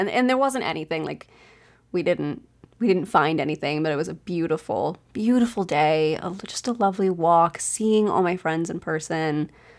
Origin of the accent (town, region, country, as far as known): East Coast, United States; born or raised there